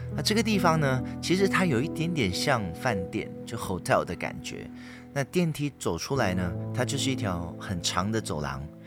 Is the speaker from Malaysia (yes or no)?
yes; Malaysia; moved away as an adult; now in Taipei, Taiwan; 我在马来西亚从小到大的一些撞鬼经验